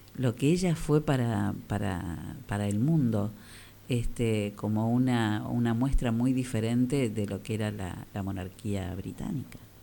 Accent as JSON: {"language": "Spanish", "town": "General Villegas", "region": "Buenos Aires Province", "country": "Argentina", "said": "soy de Villegas, no soy porteño."}